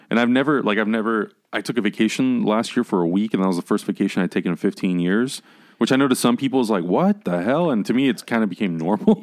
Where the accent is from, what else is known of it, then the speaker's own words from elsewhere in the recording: San Diego, California, United States; moved away as an adult; now in Los Angeles, United States; I was born in San Diego